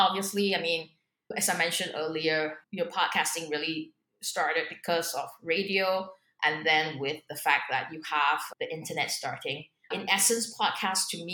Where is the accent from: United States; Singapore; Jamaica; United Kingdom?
Singapore; also born or lived in Hong Kong; I'm a Singaporean